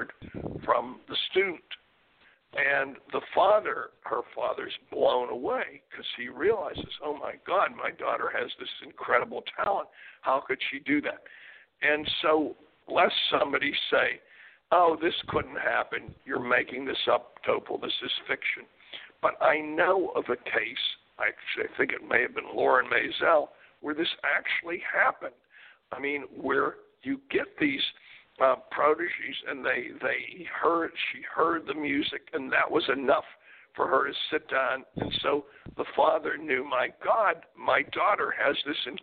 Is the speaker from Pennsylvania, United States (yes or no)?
yes; Pittsburgh, Pennsylvania, United States; When I grew up in Pittsburgh, Pennsylvania, my brother played on a Little League baseball team